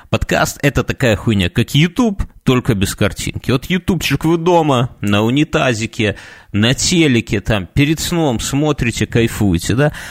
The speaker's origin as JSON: {"language": "Russian", "region": "Minsk", "country": "Belarus", "said": "Да упаси Господь, мы из Минска, если что."}